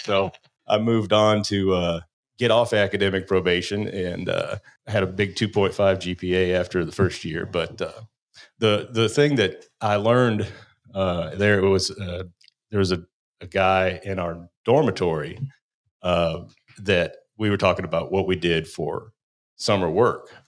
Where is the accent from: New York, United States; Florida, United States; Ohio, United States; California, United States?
Ohio, United States; moved away; also born or lived in Kentucky; I was from Ohio